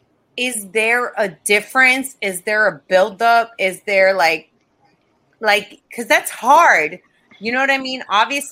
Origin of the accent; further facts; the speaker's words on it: Florida, United States; especially moving, because I come from Florida. Florida has, like, zero unions for anything.